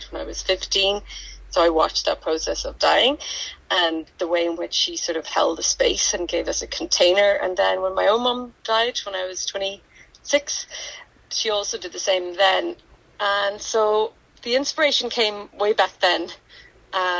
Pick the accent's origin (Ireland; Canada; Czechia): Ireland; Donegal, Ulster; growing up in Donegal